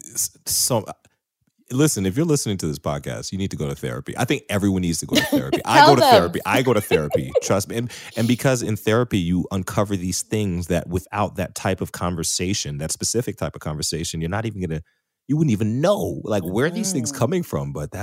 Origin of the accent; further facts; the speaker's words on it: Jamaica; I'm Jamaican, so we speak Patois.